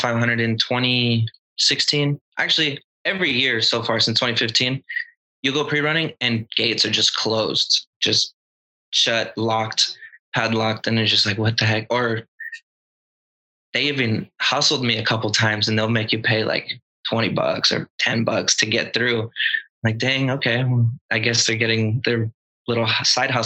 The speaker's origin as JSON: {"language": "English", "town": "Acton", "region": "California", "country": "United States", "said": "I'm from Acton, California"}